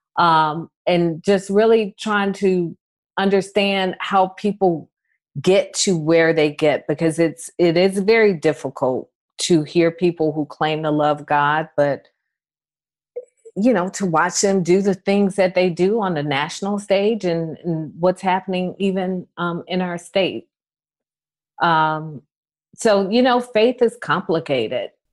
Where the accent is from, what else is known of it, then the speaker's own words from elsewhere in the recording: Atlanta, Georgia, United States; growing up in Atlanta